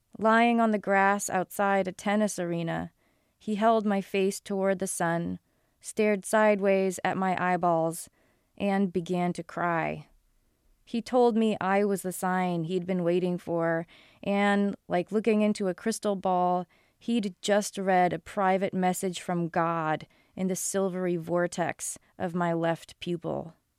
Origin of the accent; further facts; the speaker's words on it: Newton, Massachusetts, United States; moved away as an adult; also born or lived in New York City / China / Rhode Island / California; I grew up in Newton, Massachusetts